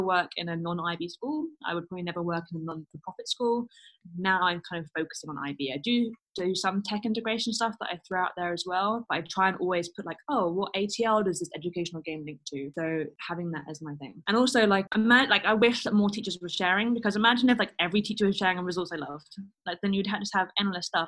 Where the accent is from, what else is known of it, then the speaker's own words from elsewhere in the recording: London, United Kingdom; moved away as an adult; now in Stuttgart, Germany; I'm a Londoner. So I go home to London